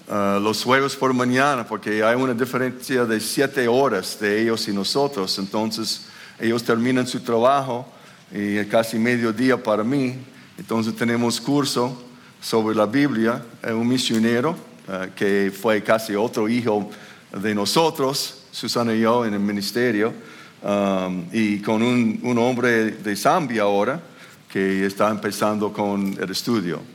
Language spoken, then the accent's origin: Spanish; Minnesota, United States; Spanish is a second language; moved away; yo soy de Minnesota